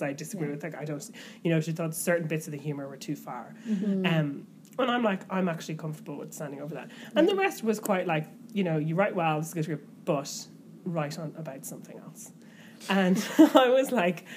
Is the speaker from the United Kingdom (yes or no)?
no; Ireland; as an Irish person